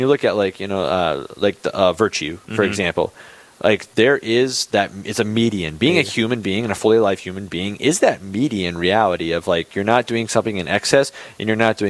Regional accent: Bismarck, North Dakota, United States; I grew up in Bismarck, right? There's a school in Bismarck

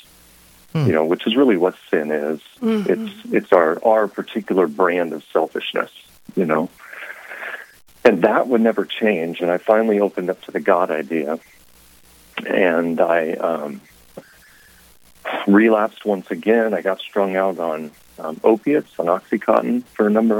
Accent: Lincoln, Nebraska, United States; I was born and raised in Lincoln, Nebraska

